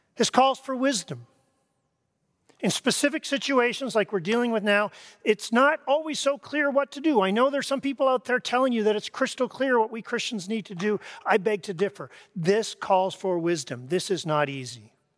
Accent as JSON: {"language": "English", "country": "Canada", "tie": "born or raised there", "moved": "as an adult", "lives_now": "United States", "said": "I grew up in Canada"}